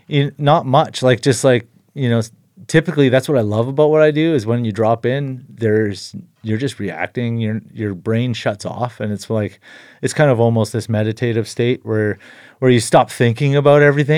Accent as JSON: {"language": "English", "town": "Invermere", "region": "British Columbia", "country": "Canada", "tie": "born or raised there", "said": "I grew up in Invermere, BC, interior BC, and both my parents were avid skiers, backcountry skiers."}